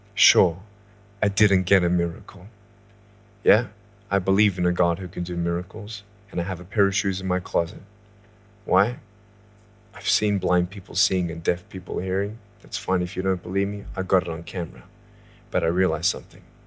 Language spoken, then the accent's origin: English; Australia; moved away as an adult; now in California, United States; I was born in Australia in nineteen eighty-two, moved from Australia to California in the year two thousand and six